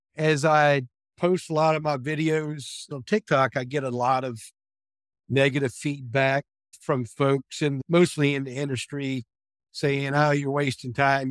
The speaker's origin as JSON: {"language": "English", "town": "Williamsburg", "region": "Virginia", "country": "United States", "tie": "born or raised there", "said": "I was born and raised in Williamsburg, Virginia area, and I've resided here nearby my childhood home my entire life"}